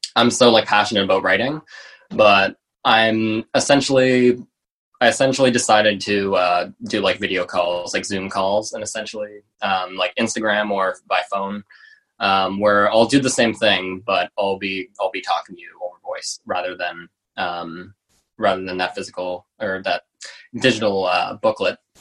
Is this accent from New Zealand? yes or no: no; Halifax, Nova Scotia, Canada; I worked at like a, a vegan restaurant in my uh, in my hometown in Halifax